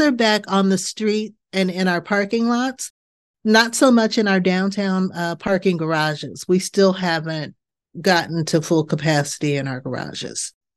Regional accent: Bay Area, California, United States; moved away as an adult; now in Pittsburgh, United States; I'm from the Bay Area in mm-hmm. California.

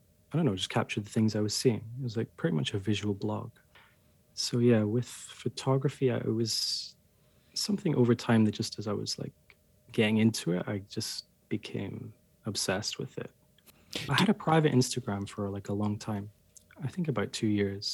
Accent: Scotland, United Kingdom; moved away; I'm from Scotland and I grew up. I hardly ever left Scotland

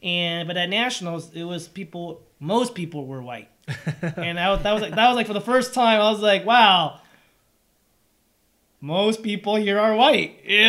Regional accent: San Gabriel Valley, California, United States; English is a second language; also born or lived in Taiwan; I grew up in San Gabriel Valley, and that's where all, not to say there weren't any, you know, European Americans, but that was about 10 to 15%.

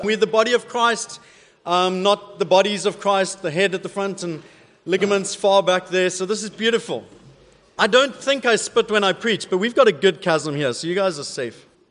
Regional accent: South Africa; accent: South African; moved away; my South African accent's a bit weird

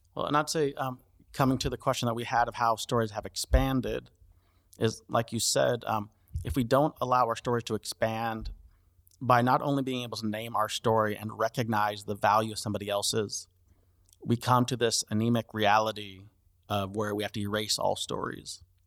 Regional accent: United States; Yes, I'm American. Yes, I'm a few generations in.

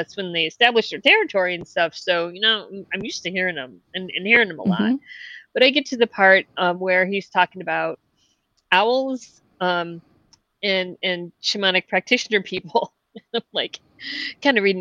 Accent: Ohio, United States; growing up in Ohio

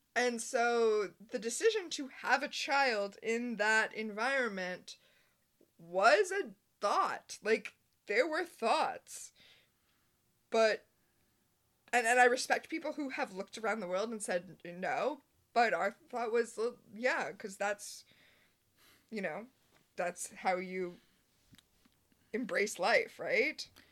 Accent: United States; as an American

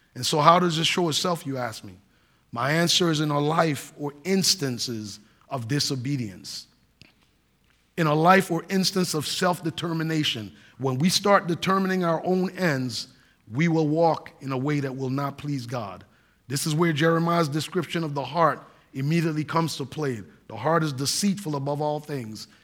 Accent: Saint Croix, U.S. Virgin Islands; moved away; growing up in the United States Virgin Islands on the island of Saint Croix, I'm an American citizen

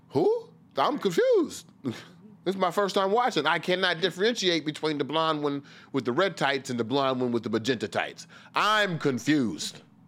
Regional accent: Washington, District of Columbia, United States; I was raised here in a sense.

